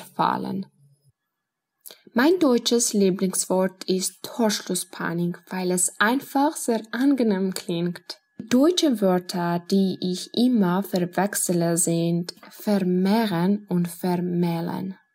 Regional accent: Georgia; German is a second language; ich komme aus Georgien

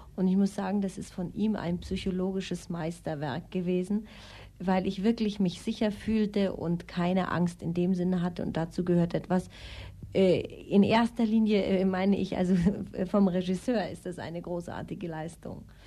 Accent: Austria; also born or lived in Kiel, Germany; now in Munich, Germany; Ich bin in Österreich aufgewachsen

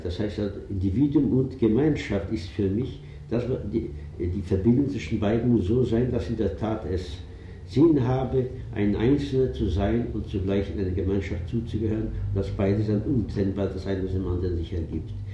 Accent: Vienna, Austria; moved away; also born or lived in Zabolotiv, Ukraine; wir Juden waren Österreicher

